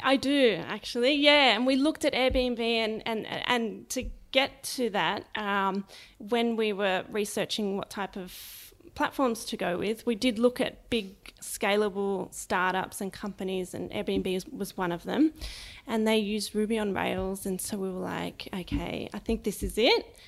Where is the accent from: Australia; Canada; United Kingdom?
Australia; Sydney, New South Wales; also born or lived in Lower Blue Mountains; I was born in Sydney, um, in Paddington, and grew up for about ten years of my life, the first part, um, around the Randwick area.